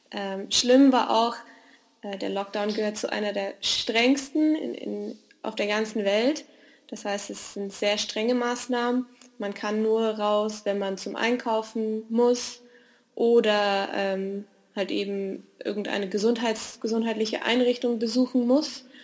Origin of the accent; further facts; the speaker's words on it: Western Cape, South Africa; born there; also born or lived in Germany; Ich bin 27 Jahre alt, ich bin gebürtige Südafrikanerin, ähm, habe aber ganz lange in Deutschland gelebt und ich befinde mich zum Zwecke des Studiums in Südafrika, ähm, genauer in Kapstadt.